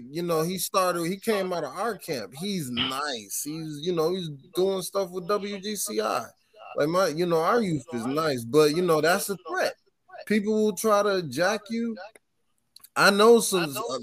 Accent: Michigan, United States; also born or lived in Flint; now in Chicago, United States; I'm from Michigan, so my roots is from the country too

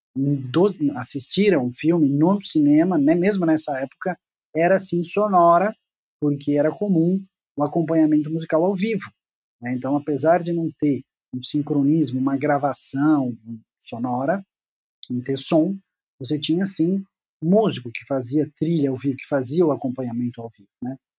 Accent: Piracicaba, São Paulo, Brazil; moved away as an adult; now in São Paulo, Brazil; Eu fui para lá com oito anos de idade e voltei para São Paulo, eu sou de São Paulo

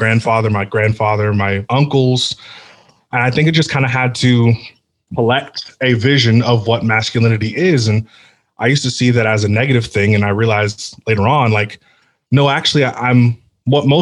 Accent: near San Francisco, California, United States; I grew up near San Francisco, so it's kind of just a humongous melting pot

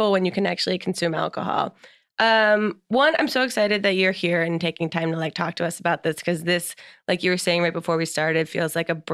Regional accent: New Jersey, United States; We're both from New Jersey.

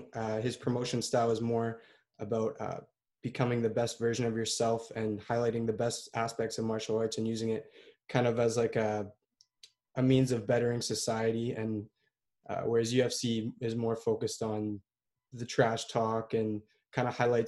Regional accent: Ottawa, Ontario, Canada; in Barrhaven. I'm from Ottawa.

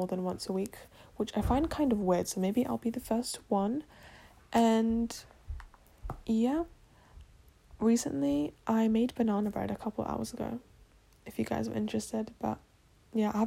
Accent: England, United Kingdom; accent: British; I'm born and raised in England, and I am originally from Poland

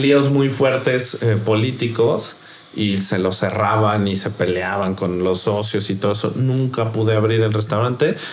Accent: Mexico; soy mexicano

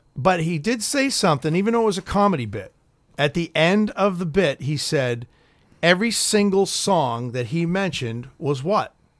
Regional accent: Boston, Massachusetts, United States; I'm fucking from Boston

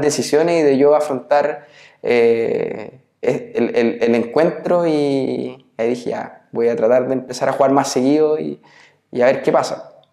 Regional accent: Nacimiento, Biobío, Chile; moved away; also born or lived in Santiago / Concepción / Los Ángeles; todo el resto de, mi infancia lo hice en, en, Nacimiento

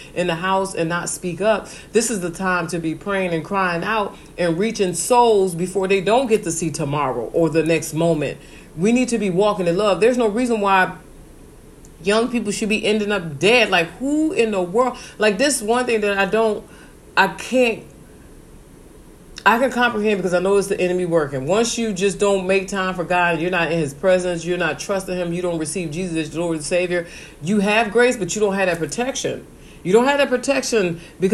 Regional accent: Benton Harbor, Michigan, United States; moved away; I'm from Benton Harbor, Michigan. That's a small town

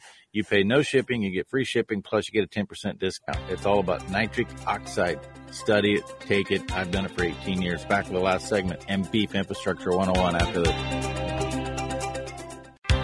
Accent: Nebraska, United States; my home state of Nebraska

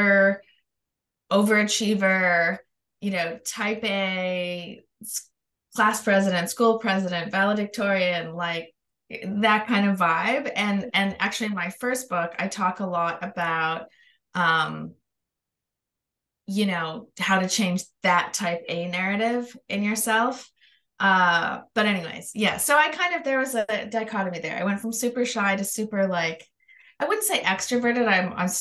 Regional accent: Canada; now in Los Angeles, United States; I'm Canadian, but I live in Los Angeles.

